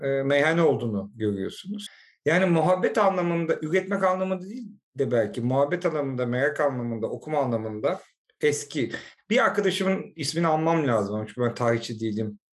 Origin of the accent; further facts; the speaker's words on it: Istanbul, Turkey; also born or lived in London; Kuzguncukluyuz aile